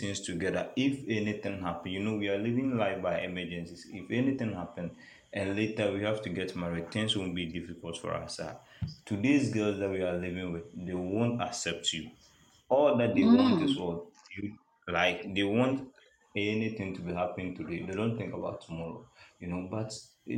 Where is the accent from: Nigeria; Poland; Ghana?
Ghana; I'm from Ghana